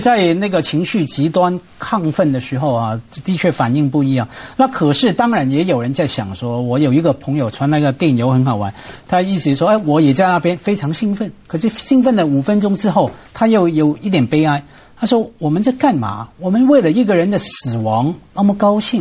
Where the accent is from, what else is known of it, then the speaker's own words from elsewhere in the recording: Hong Kong; 我们香港人